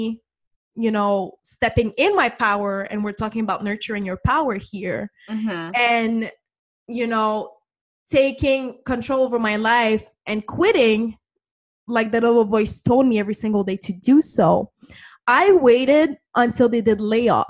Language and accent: English; Canada; I'm from Canada